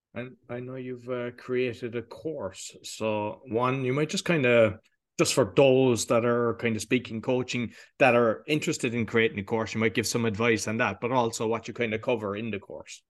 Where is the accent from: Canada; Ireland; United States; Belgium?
Ireland; Cork, Munster; moved away; I'm from Cork